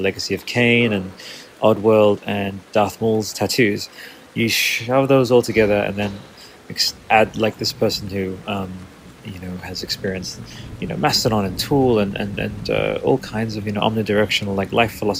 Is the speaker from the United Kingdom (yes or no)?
no; Australia; I'm an Australian artist